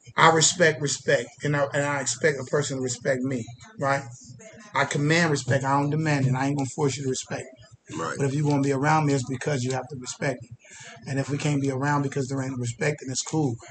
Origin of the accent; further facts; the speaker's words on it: Columbus, Ohio, United States; I'm from the real Main Street. I'm from Old Town East